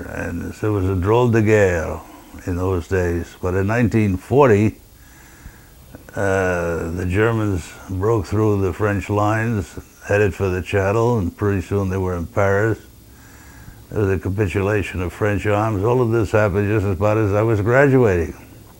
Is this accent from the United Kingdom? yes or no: no; Tripoli, Libya; born there; The short answer to how I got in the Marine Corps is that I was born in Tripoli, Libya.